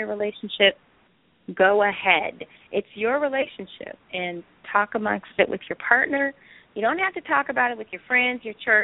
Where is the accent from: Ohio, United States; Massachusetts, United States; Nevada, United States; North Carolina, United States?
Ohio, United States; Cleveland; I was raised in a Jewish neighborhood in Cleveland. And the C is to remember that I came from C-Town. I came from Cleveland.